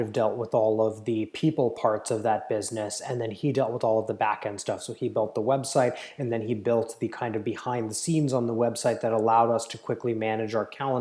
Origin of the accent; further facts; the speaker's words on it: Palo Alto, California, United States; I grew up in Silicon Valley. I grew up in Palo Alto